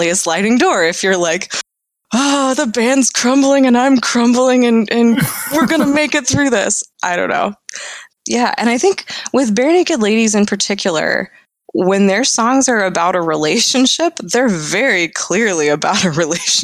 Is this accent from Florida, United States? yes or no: yes; Florida, United States; moved away; also born or lived in Illinois; I'm from Florida